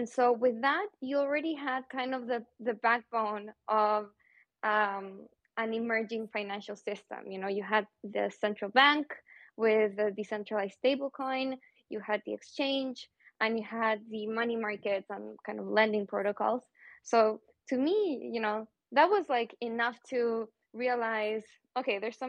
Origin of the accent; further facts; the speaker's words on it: Santiago, Santiago Metropolitan Region, Chile; moved away; also born or lived in New York / Buenos Aires / Madrid; I'm originally from Santiago, Chile